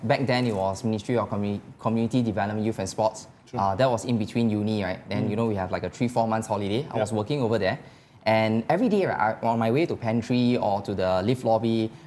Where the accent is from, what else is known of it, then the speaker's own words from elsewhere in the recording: Singapore; being a Singaporean